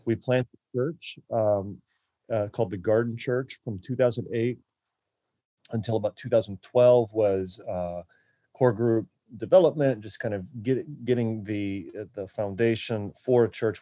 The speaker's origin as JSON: {"language": "English", "town": "Akron", "region": "Ohio", "country": "United States", "also_born_or_lived": "Florida", "moved": "yes", "lives_now": "Baltimore, United States", "said": "I'm from Akron, Ohio, originally"}